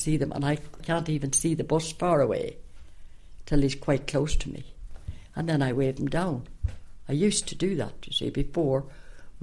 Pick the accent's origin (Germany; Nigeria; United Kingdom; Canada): United Kingdom; County Tyrone, Northern Ireland; moved away as an adult; also born or lived in Chicago, United States / County Sligo, Ireland; now in Ireland; I was born in County Tyrone